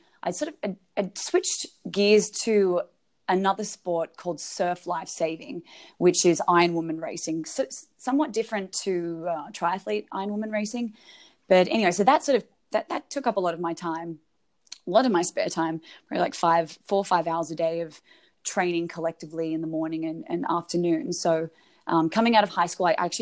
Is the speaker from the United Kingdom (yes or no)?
no; Australia; moved away as an adult; now in Phoenix, United States; I'm from Australia